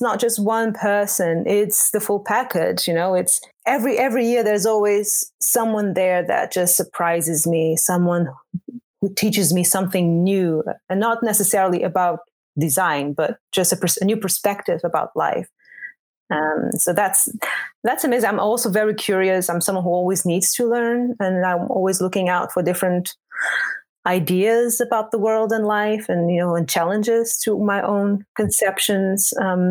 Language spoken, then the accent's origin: English; Portugal; moved away as an adult; also born or lived in Angola; now in Netherlands; And I was born in Angola and grew up in Portugal.